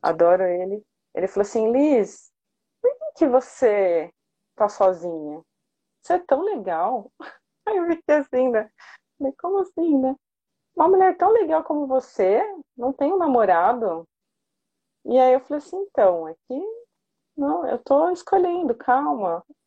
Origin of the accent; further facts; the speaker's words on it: São Paulo, Brazil; now in Santo André, Brazil; Sou de São Paulo, mas moro em Santo André